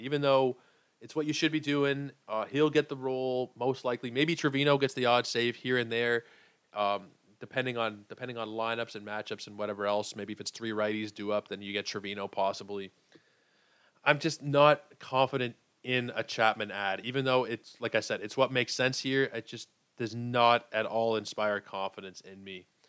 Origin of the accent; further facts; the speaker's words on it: Canada; I'm Canadian